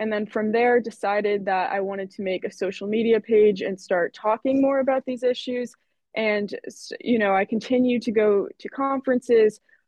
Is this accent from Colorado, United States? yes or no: no; Eastern Connecticut, United States; So I grew up in Connecticut